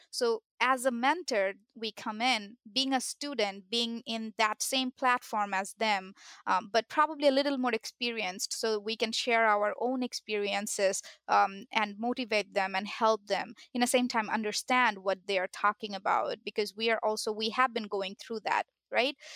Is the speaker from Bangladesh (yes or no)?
yes; Bangladesh; moved away as an adult; now in United States; I had only my high school diploma, uh, from my country, I'm from Bangladesh